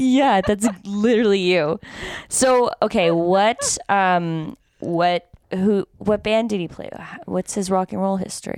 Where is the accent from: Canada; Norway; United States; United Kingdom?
Canada; this is the problem with being Canadian.